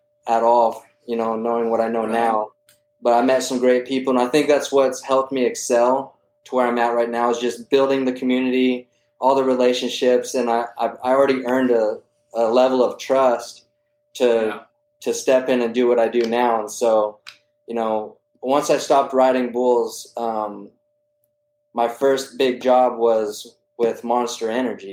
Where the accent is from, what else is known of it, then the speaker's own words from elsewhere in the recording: Santa Fe, New Mexico, United States; also born or lived in Española, New Mexico; I was born in Santa Fe, New Mexico, 88 model